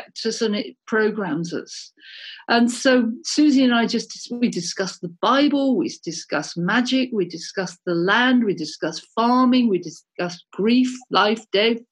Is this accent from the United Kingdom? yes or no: yes; United Kingdom; also born or lived in Birmingham / Montana; being British